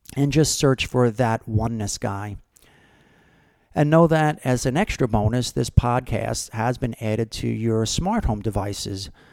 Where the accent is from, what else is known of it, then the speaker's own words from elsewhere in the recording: Brick, New Jersey, United States; Brick, New Jersey, which happens to be my hometown where I'm from, where I grew up.